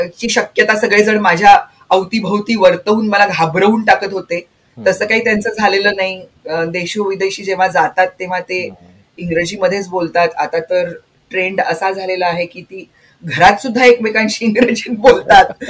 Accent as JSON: {"language": "Marathi", "area": "Marathwada", "region": "Maharashtra", "country": "India", "tie": "born or raised there", "said": "माझं बालपण मराठवाड्यात गेलं"}